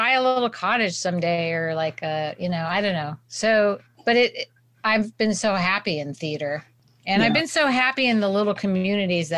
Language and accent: English; Berkeley, California, United States; moved away as an adult; also born or lived in Santa Cruz, California / New York; I grew up in Santa Cruz in Berkeley, so Northern California